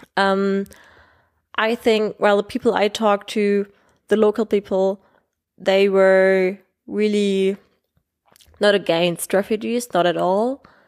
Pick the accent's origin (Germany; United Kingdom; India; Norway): Germany; I'm twenty-three years old and I come from Germany